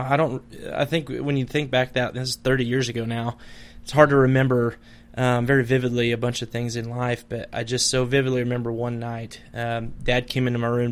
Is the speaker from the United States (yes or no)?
yes; Madison, Nebraska, United States; I grew up in the thriving metropolis of Madison, Nebraska